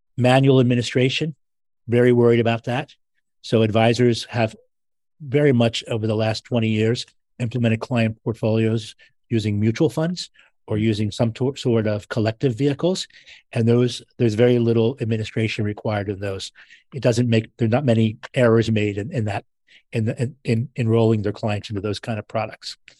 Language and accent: English; Philadelphia, Pennsylvania, United States; I'm from Philadelphia